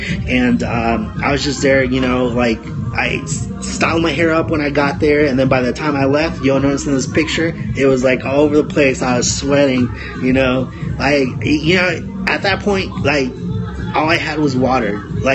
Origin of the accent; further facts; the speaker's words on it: Los Angeles, California, United States; now in Oregon, United States; Los Angeles, California, my hometown